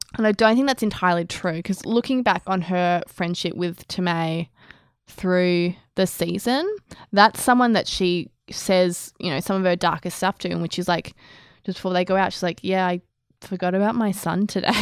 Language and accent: English; Australia; we're Australian